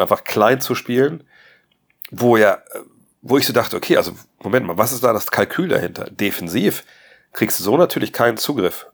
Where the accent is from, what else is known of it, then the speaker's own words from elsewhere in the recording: Wolfsburg, Lower Saxony, Germany; in so einem Plattenbau da bei uns in Wolfsburg, Detmarode